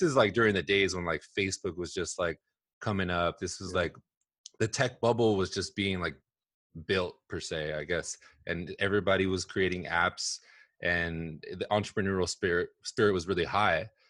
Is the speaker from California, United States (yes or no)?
yes; Southern California, United States; also born or lived in Los Angeles / Bay Area; I grew up here in Southern California, actually. I was born in Los Angeles. Um, I moved around a ton growing up